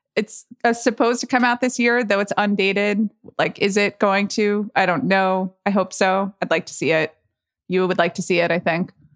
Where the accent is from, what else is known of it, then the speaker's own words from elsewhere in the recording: Atlanta, Georgia, United States; moved away; I'm from Atlanta